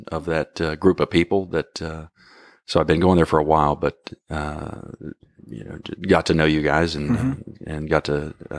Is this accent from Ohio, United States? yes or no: yes; Ohio, United States; I grew up in Ohio.